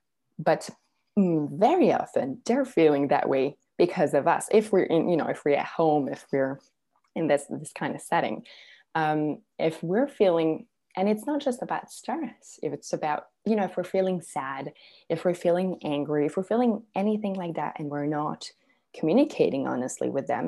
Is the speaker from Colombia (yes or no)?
no; Serbia; because I'm originally from Serbia. And so I would, every summer, I would go visit my grandparents in Serbia